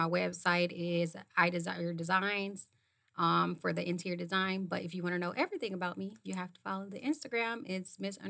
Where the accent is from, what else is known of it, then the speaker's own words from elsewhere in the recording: Ohio, United States; I'm from Ohio.